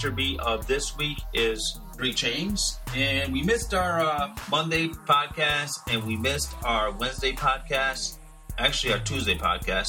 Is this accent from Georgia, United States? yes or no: no; upstate New York, United States; I'm from upstate New York